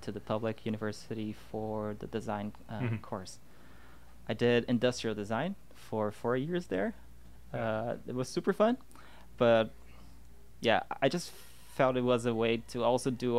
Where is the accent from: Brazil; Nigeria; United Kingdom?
Brazil; Rio de Janeiro; moved away as an adult; also born or lived in Porto Alegre, Brazil; I'm originally from Rio